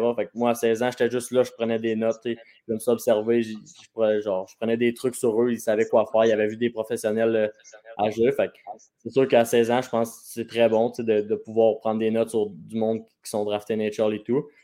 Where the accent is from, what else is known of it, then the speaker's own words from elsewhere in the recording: Quebec, Canada; proche de chez nous, à Shawinigan